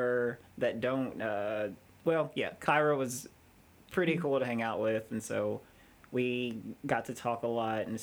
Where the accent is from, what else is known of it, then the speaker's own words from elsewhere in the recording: Hopkinsville, Kentucky, United States; also born or lived in Madisonville, Kentucky; I was born in Madisonville, but I was in my family, like we all lived in Hopkinsville. We just happened to be in Madisonville at the time, so I know Hopkinsville